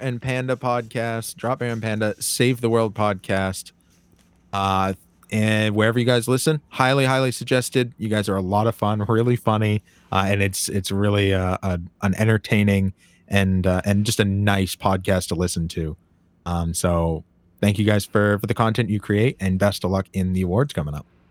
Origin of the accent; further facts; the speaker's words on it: Maine, United States; I'm from Maine